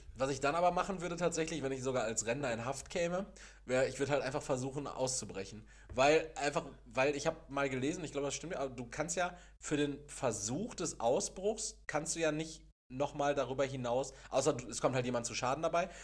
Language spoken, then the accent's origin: German; Castrop-Rauxel, North Rhine-Westphalia, Germany; now in Gelsenkirchen, Germany; ich komme ja aus, gebürtig aus Kastrop-Rauxel